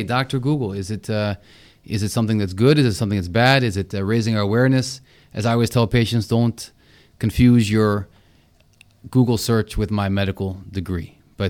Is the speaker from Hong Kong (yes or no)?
no; India; Oh, because I'm Indian?